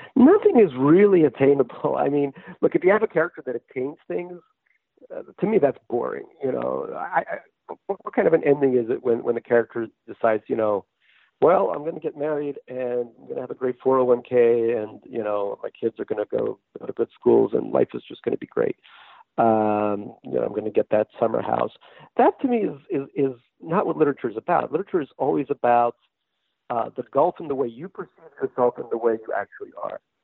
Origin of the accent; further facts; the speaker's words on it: New York, United States; also born or lived in Russia; I grew up in New York